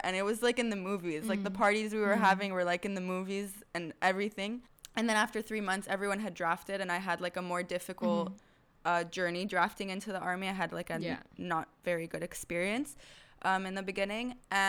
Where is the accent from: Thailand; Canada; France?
Thailand; English is a second language; now in Israel; they were all from Florida, and I was from Thailand